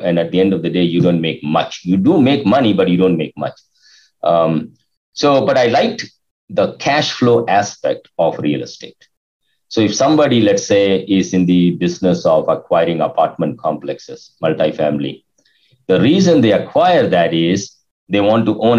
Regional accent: India; moved away as an adult; now in United States; when I realized based on my inconsistent results previously from 97, when I came to USA from India, 97 to 2001

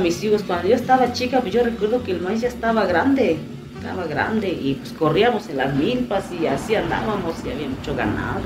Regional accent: Mexico; Aquí todavía hablamos el otomí, y eso este, me, identifica en mi, en mi pueblo, que es el Otomí

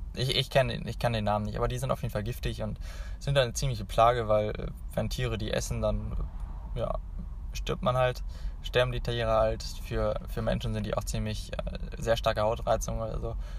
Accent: Hanover, Lower Saxony, Germany; ich komme ja aus Hannover

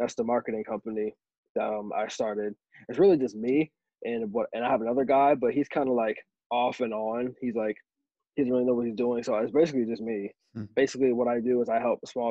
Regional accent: Berlin, Maryland, United States; I'm from Berlin, Maryland. I'm in the United States

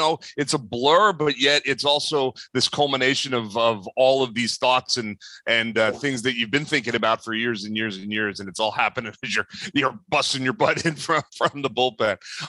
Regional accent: Philadelphia, Pennsylvania, United States; You know, as a Philadelphian kid that grew up here

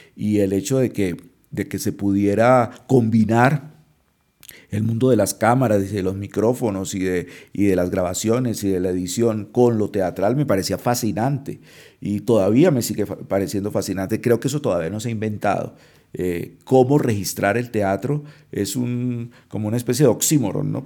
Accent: Cali, Valle del Cauca, Colombia; moved away as an adult; also born or lived in Europe; now in Bogotá, Colombia; Yo viví, si hago la cuenta, viví en Cali, eh, que es la ciudad donde yo nací, eh, 30 años y yo casi no salía de Cali

